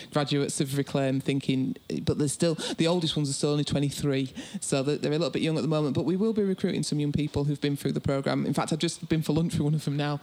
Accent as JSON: {"language": "English", "town": "Bradford", "region": "Yorkshire and the Humber", "country": "United Kingdom", "said": "I'm from Bradford."}